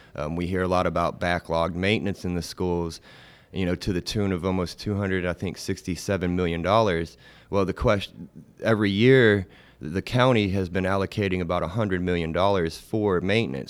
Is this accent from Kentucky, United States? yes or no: no; Chattanooga, Tennessee, United States; I grew up in Chattanooga. I wasn't born here, but, uh, as a young infant, I was moved here